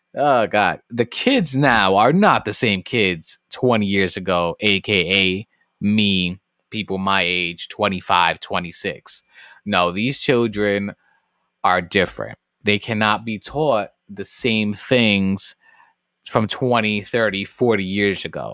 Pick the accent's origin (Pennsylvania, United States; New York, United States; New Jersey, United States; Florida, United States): New York, United States; New York City; moved away; born and raised in the South Bronx